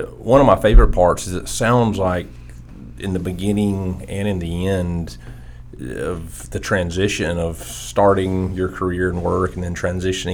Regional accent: Hazlehurst, Georgia, United States; now in Athens, United States; from Hazelhurst, Georgia

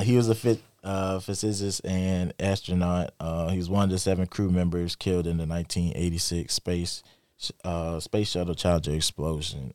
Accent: Lake City, South Carolina, United States; my hometown, Lake City, South Carolina

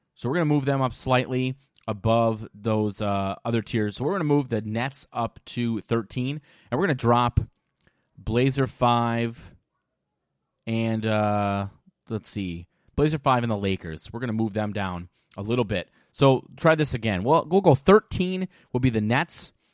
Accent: Minnesota, United States; I'm from Minnesota

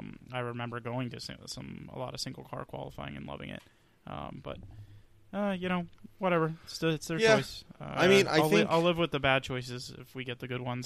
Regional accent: Texas, United States; born there; also born or lived in Atlanta; I say Atlanta is, but technically I was born in Texas.

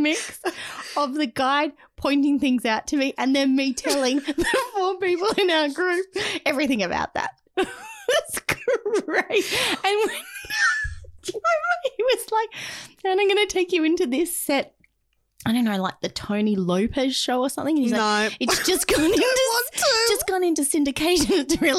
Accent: Australia; no, we're from Australia.

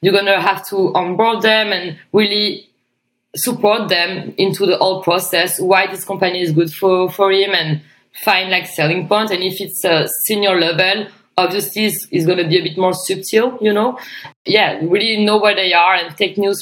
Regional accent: France; moved away as an adult; also born or lived in Australia; I came back in my hometown for a wedding

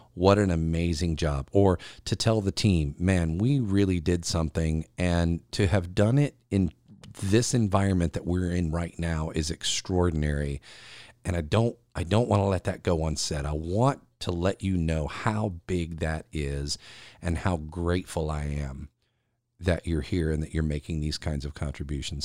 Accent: South Carolina, United States; here in South Carolina in my home state

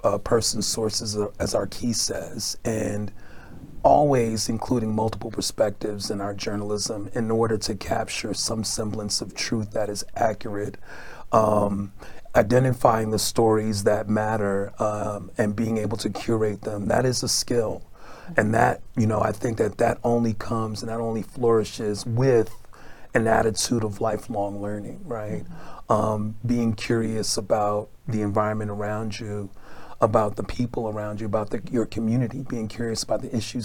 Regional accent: New York City, New York, United States; now in Chicago, United States; growing up in Brooklyn, New York

